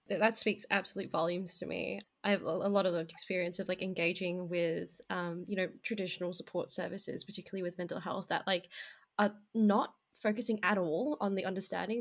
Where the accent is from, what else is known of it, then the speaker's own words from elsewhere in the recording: Australia; I was born in Australia